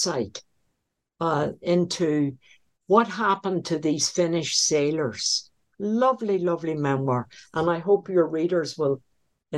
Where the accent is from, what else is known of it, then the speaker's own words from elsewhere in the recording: Northern Ireland, United Kingdom; moved away; I like to go back to the home I was brought up in Northern Ireland